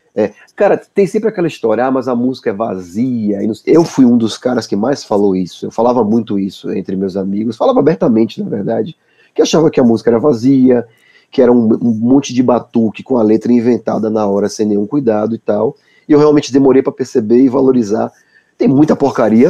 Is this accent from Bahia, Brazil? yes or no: yes; Salvador, Bahia, Brazil; moved away; quando eu saí de Salvador e fui morar fora